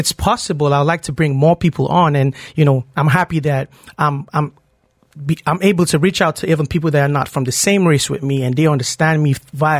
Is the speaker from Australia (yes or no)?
no; Kaduna State, Nigeria; also born or lived in Lagos State, Nigeria; now in Lagos, Nigeria; I'm from Kaduna State. It's from a northern part of Nigeria.